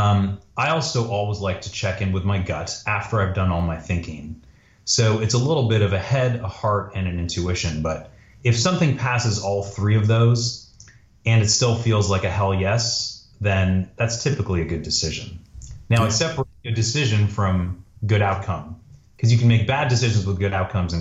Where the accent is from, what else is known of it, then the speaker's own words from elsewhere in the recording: Toronto, Ontario, Canada; moved away; also born or lived in Montreal / Northern California; So I was born in Montreal, but I grew up in Toronto